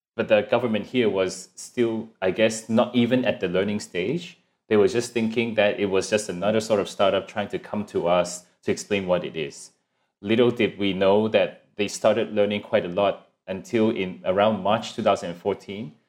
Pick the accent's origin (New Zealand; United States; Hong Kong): Hong Kong; now in Singapore; I'm originally from Hong Kong and then, uh, 'cause my family's here in Singapore, so we moved over here